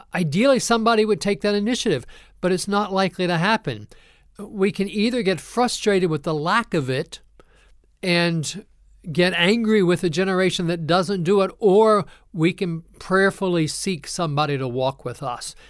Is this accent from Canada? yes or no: no; Ohio, United States; moved away as an adult; also born or lived in Kentucky; now in North Carolina, United States; I'm also a transplant here to North Carolina. I grew up in Ohio